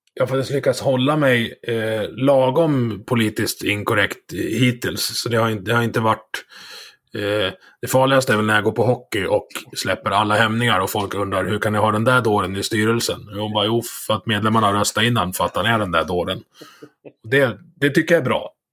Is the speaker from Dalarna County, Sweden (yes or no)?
yes; Dalarna County, Sweden; sjön där, där jag, där jag är uppvuxen.